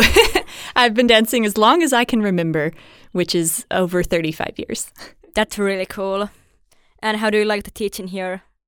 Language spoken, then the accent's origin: English; Mississippi, United States; now in Houston, United States; where I grew up in Mississippi in the States